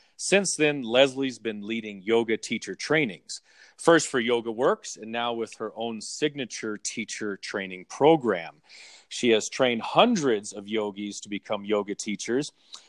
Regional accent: Southern California, United States; I grew up in Southern California.

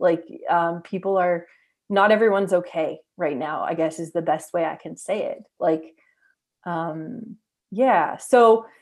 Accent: Canada; as a Canadian

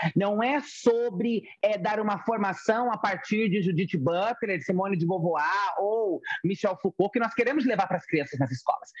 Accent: Francisco Morato, São Paulo, Brazil; also born or lived in Itu; eu sou uma travesti que cresci na periferia. Cresci em Francisco Morato, depois fui morar em Itu

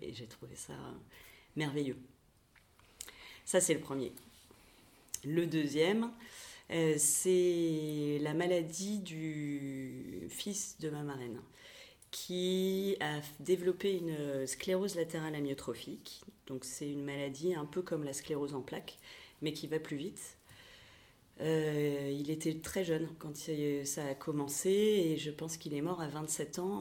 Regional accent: Pantin, Île-de-France, France; now in Nantes, France; j'ai grandi euh, à Pantin, dans le 93.

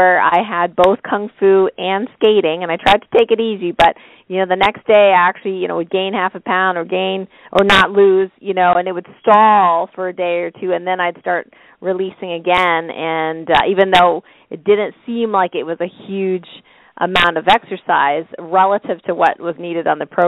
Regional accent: Canada; now in New York, United States; I'm Canadian that lives in New York

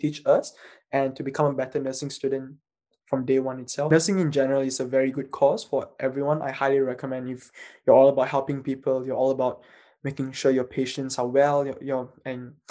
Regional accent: Malaysia; moved away as an adult; now in Melbourne, Australia; I'm from Malaysia

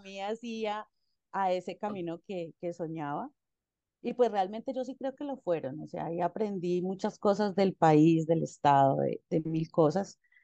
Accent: Ibagué, Tolima, Colombia; soy de Ibagué. Ibagué es una ciudad intermedia acá en Colombia

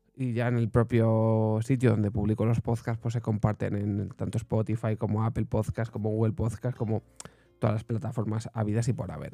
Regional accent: Segovia, Castile and León, Spain; yo soy de Segovia

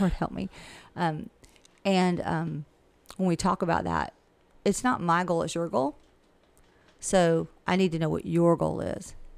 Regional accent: Millen, Georgia, United States; I've lived here forever, and I can pretty much tell you anybody anything about this area, and I'm from Millen

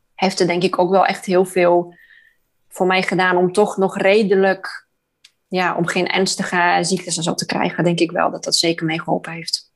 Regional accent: Poland; moved away; Ik kom uit Polen.

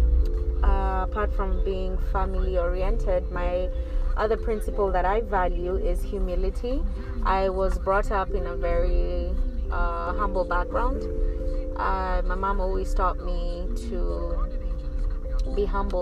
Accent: Nairobi, Kenya; moved away as an adult; also born or lived in Egypt; now in Los Angeles, United States; I was born and raised in Nairobi, Kenya, and I have had the privilege to grow up

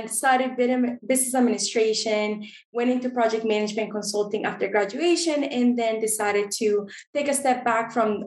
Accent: Costa Rica; now in United States; growing up in Costa Rica

